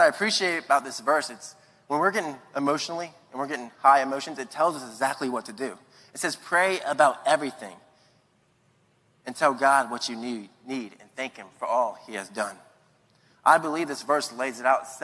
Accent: Latson, South Carolina, United States; also born or lived in Charleston, South Carolina; I'm from Latson, South Carolina

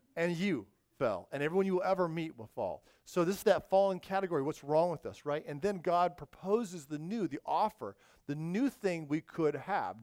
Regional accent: the West, United States; moved away; in the West, I grew up in the West, we had these things called earthquakes

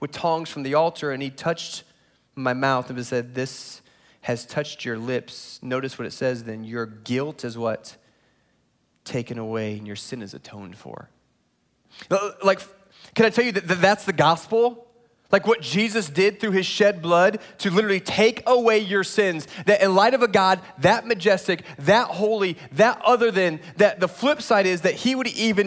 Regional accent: Indiana, United States; moved away as an adult; also born or lived in Chicago, Illinois / South Florida; now in Texas, United States; I grew up in Indiana, college at a Moody Bible Institute in downtown Chicago, and then South Florida for 13 and a half years

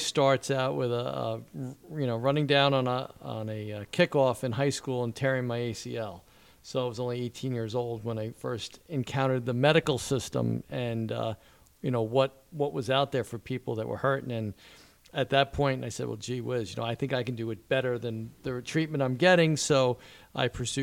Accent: Wantagh, New York, United States; moved away as an adult; now in Manasquan, United States; growing up in Wantagh, Jones Beach

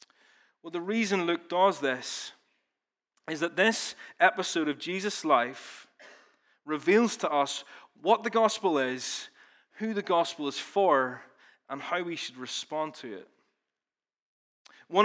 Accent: Ballymena, Northern Ireland, United Kingdom; now in Belfast, United Kingdom; In reality, I've lived in Belfast longer than I've lived in Ballymena. I don't even sound like I'm from Ballymena anymore, although we were up there yesterday, and I definitely sounded like I was from Ballymena then.

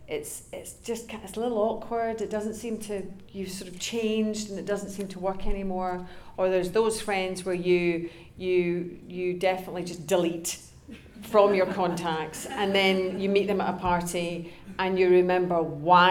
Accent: Glasgow, Scotland, United Kingdom; moved away; also born or lived in Los Angeles; we're both from Glasgow

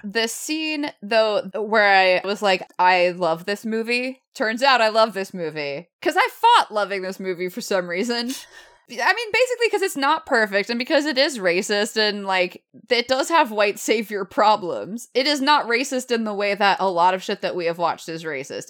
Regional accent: the South, United States; I'm from the South.

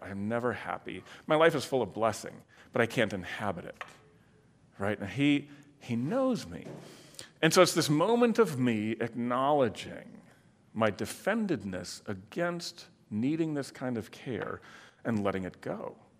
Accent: Michigan, United States; also born or lived in Illinois; now in Iowa, United States; I grew up in Michigan, then lived in Illinois for a long time, and now here for twenty-five plus years.

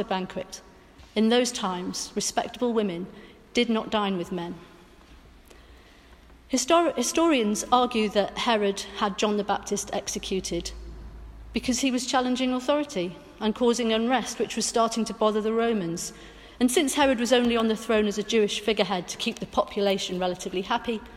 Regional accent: Welsh, Wales, United Kingdom; I'm Welsh Methodist

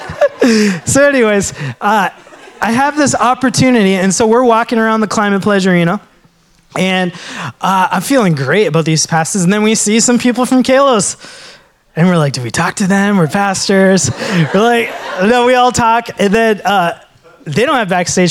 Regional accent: Minnesota, United States; growing up in Minnesota as a Sri Lankan, there weren't a lot of people that looked like me

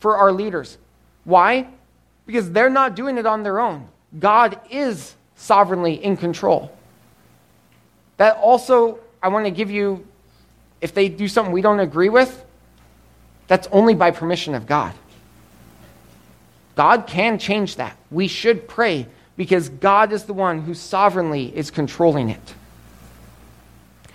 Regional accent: Colorado, United States; Growing up, Emily and I grew up in Colorado. Emily grew up on the farm, I grew up in the town

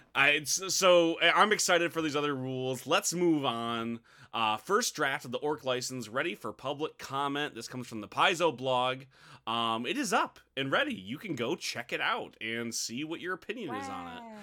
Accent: United States; I'm, I'm American trash

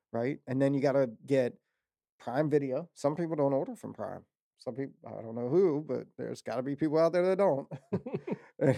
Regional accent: Waldorf, Maryland, United States; I'm from Waldorf

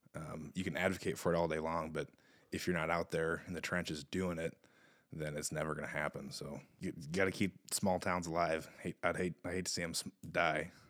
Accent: Eldora, Iowa, United States; now in New Providence, United States; I grew up in Eldora, not New Providence

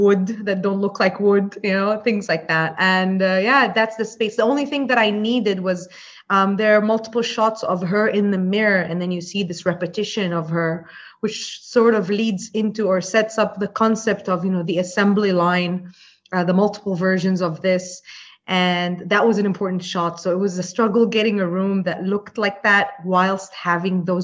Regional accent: Jordan; moved away as an adult; now in Dubai, United Arab Emirates; I grew up in Jordan

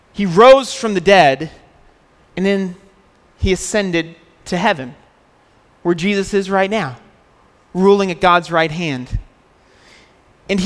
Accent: United States; moved away

